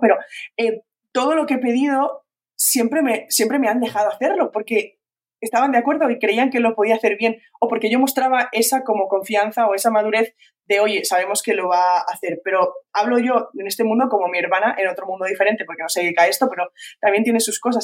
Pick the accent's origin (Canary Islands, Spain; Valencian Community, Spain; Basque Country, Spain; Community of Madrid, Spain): Valencian Community, Spain; soy de Valencia, soy valenciana